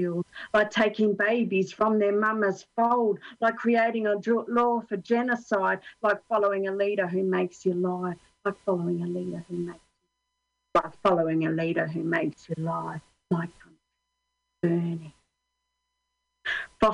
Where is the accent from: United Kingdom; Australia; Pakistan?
Australia; now in Finland; I'm Australian